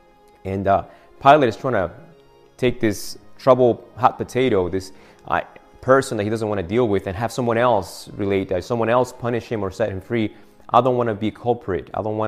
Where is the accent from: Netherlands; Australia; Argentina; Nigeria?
Argentina; English is a second language; I am from Argentina originally.